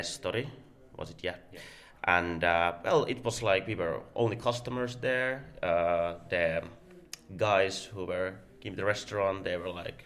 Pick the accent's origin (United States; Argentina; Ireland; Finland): Finland; Turku, Southwest Finland; moved away as an adult; now in London, United Kingdom; I'm originally from Turku, but at the moment I'm based in London where I study.